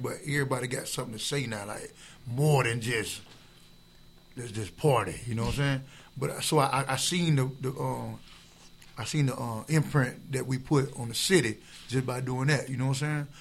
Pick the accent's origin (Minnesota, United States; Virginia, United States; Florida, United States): Florida, United States; Tampa; I'm from Tampa